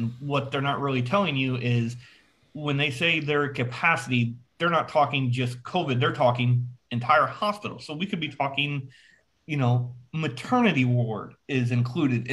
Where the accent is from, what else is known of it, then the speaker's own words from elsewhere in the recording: Illinois, United States; moved away as an adult; now in Florida, United States; I was born and raised in Illinois